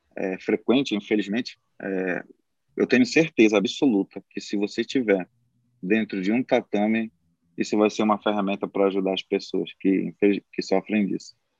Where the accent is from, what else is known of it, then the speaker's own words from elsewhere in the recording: Amapá, Brazil; moved away as an adult; now in Maranhão, Brazil; Eu sou do Amapá, mas moro aqui no Maranhão já há 10 anos